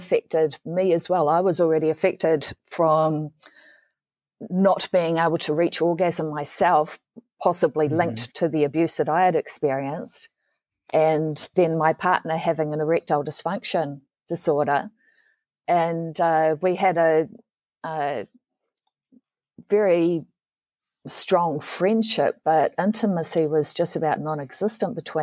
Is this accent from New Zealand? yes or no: yes; New Zealand; I'm from New Zealand